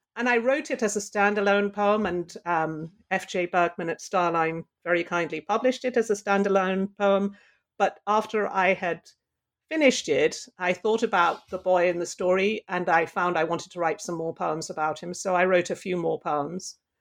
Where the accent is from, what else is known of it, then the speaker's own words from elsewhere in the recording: London, United Kingdom; now in Pittsburgh, United States; I grew up in London